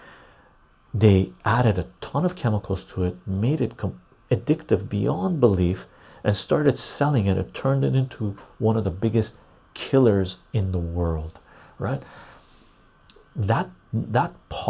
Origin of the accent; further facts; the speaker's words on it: Vancouver, British Columbia, Canada; I grew up in Vancouver